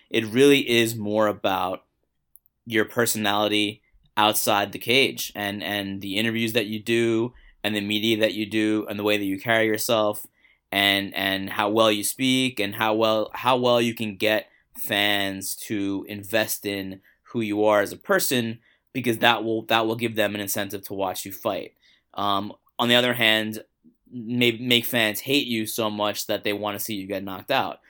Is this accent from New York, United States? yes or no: yes; New York City, New York, United States; I grew up in Queens